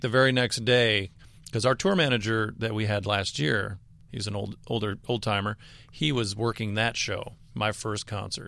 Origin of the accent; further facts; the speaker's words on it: the South, United States; we're four dirtbags from the South